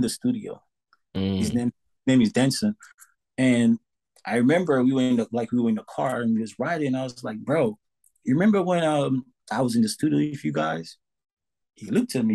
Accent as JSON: {"language": "English", "country": "St. Lucia", "tie": "born or raised there", "also_born_or_lived": "New York", "moved": "yes", "said": "I came from San Lucia, so I have an accent"}